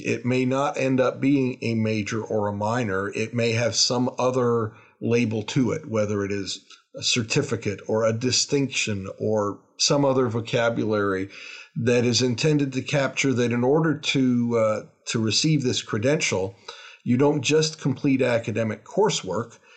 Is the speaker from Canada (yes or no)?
yes; Toronto, Ontario, Canada; also born or lived in Salisbury, North Carolina; now in Lexington, United States; I'm originally from Toronto, Canada